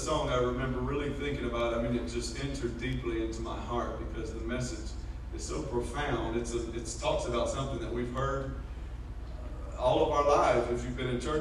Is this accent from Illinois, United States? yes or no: no; Blackshear, Georgia, United States; moved away as an adult; also born or lived in Waycross / West Africa; I grew up in Blackshear, Waycross, and down folks in almost Florida